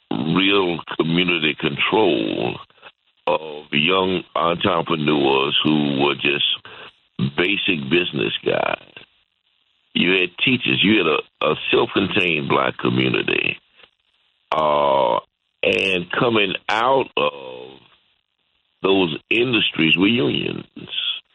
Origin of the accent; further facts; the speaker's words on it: Chicago, Illinois, United States; I grew up in Wood School in time of the Willis Wagon, where because they didn't want us to go to white schools and because we were locked in a black community